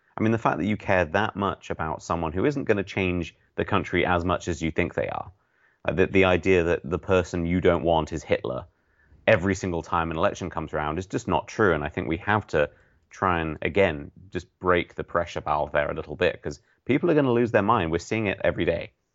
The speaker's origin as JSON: {"language": "English", "country": "United Kingdom", "said": "being British"}